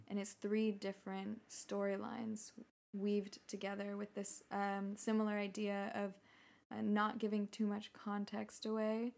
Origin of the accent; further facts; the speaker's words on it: San Francisco Bay Area, California, United States; moved away as an adult; also born or lived in Prague, Czech Republic; I grew up in the Bay Area